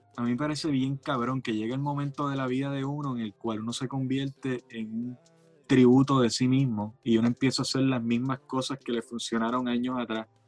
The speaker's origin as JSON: {"language": "Spanish", "country": "Puerto Rico", "said": "nosotros como puertorriqueños"}